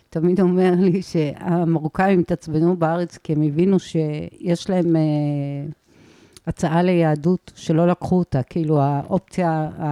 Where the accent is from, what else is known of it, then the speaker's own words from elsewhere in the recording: Ma'ale HaHamisha, Jerusalem District, Israel; moved away as an adult; also born or lived in Tel Aviv; now in Bat Galim, Israel; מעלה החמישה היא בין אבו גוש לקטנה